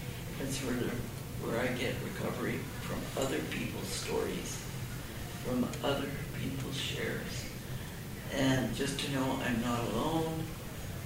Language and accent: English; Canada; now in United States; I grew up in Canada